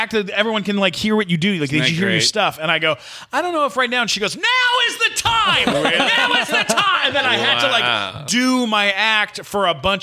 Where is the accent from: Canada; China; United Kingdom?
Canada; I'm Canadian.